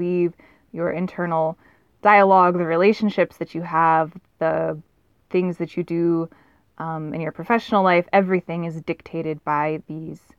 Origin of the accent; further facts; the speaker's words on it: Southern California, United States; I'm a Southern California girl